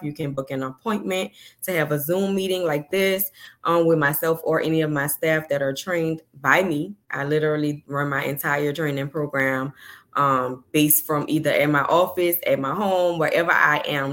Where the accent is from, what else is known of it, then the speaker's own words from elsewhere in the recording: New Orleans, Louisiana, United States; I'm from New Orleans